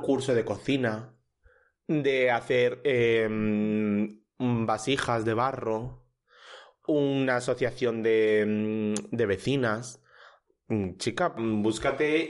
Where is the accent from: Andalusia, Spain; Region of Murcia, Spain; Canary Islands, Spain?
Andalusia, Spain; El Puerto de Santa María; now in Madrid, Spain; en mi pueblo, que sí que es mucho más pequeño